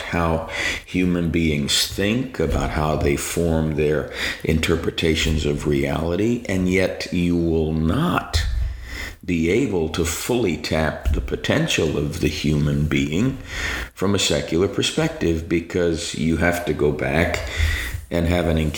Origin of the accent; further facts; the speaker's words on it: New York City, New York, United States; I grew up in New York City. I'm a native New Yorker, and as a kid, growing up in Staten Island, the smallest of the five boroughs of New York